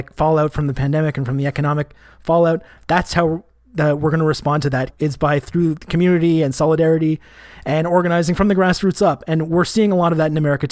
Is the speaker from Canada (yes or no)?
yes; Canada; I'm Canadian